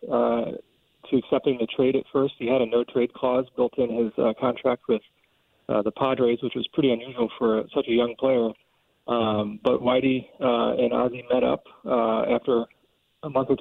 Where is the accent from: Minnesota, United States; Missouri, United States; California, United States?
Missouri, United States; St. Louis; growing up in the St. Louis area